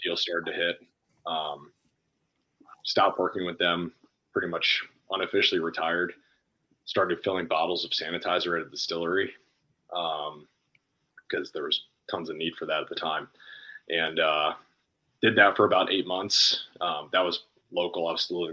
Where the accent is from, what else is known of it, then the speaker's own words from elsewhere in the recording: Howard County, Maryland, United States; now in Baltimore, United States; I'm from Howard County. So if you're a Maryland listener, 20 minutes south of Camden Yards, 20 miles north of Washington, DC. So literally my high school was the middle point